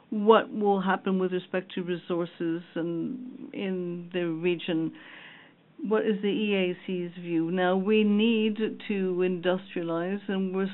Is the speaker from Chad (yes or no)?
yes; Chad; I'm from Chad, by the way. Sorry I didn't introduce myself.